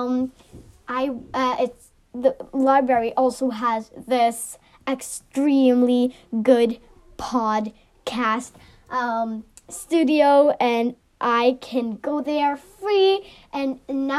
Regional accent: Norway; I'm from Norway

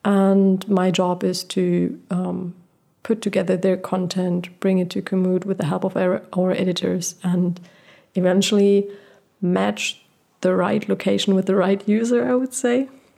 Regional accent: Portugal; Like, I was born in Portugal, and I lived my first 6 years without electricity and running water.

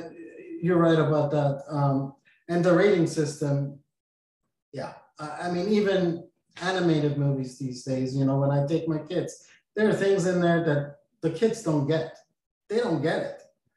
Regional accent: Austria; also born or lived in Portland, Oregon; now in Florida, United States; I'm from Austria

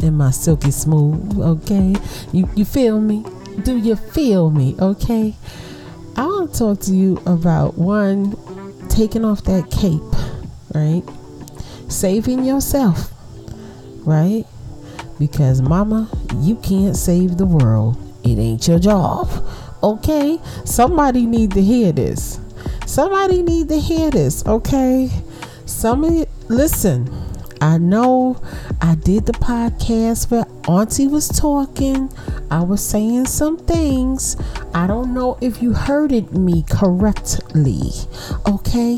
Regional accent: New York City, New York, United States; moved away; big up Brooklyn? I miss my hometown

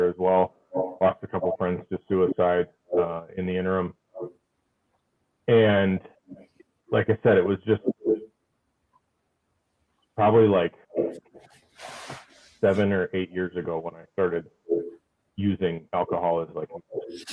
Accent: Fargo, North Dakota, United States; now I'm a police officer here back home. In the city of Fargo.

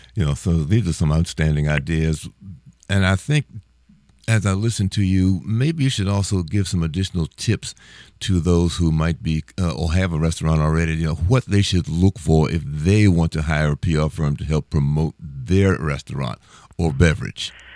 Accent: Washington, District of Columbia, United States; I'm from Washington, D.C.

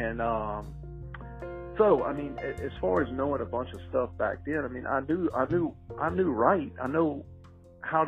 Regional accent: Baton Rouge, Louisiana, United States; I was raised up in North Baton Rouge and, you know, blue collar.

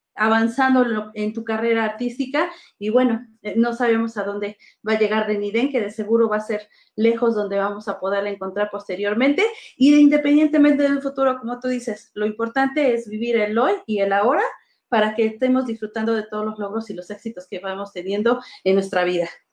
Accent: Mexico; nosotros como mexicanos

